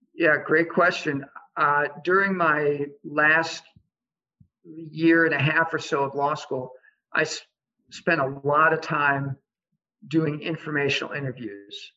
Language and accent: English; Iowa City, Iowa, United States; moved away as an adult; I grew up in Iowa City. Uh, so I'm back home after many years of being gone for education and career.